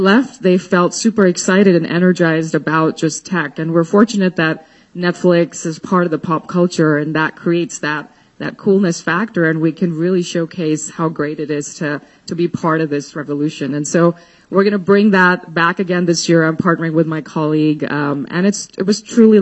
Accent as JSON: {"language": "English", "town": "New Delhi", "region": "Delhi", "country": "India", "tie": "born or raised there", "moved": "yes", "said": "I grew up in India, in New Delhi, the norm there for women was to be homemakers"}